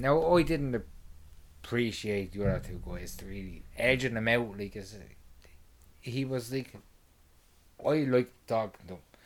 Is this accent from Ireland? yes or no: yes; Ireland; I'm Irish